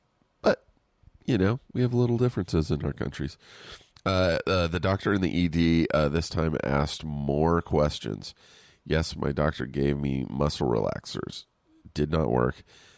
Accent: Canada; I had seen it earlier on Instagram, and as a Canadian, it was so weird.

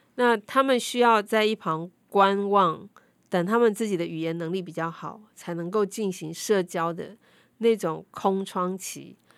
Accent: Taiwan; 外表看起来可能像我们台湾人、华人

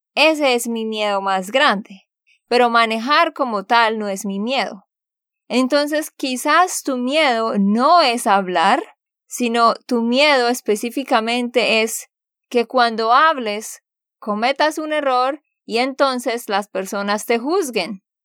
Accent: Santander, Colombia; de Santander, Colombia.

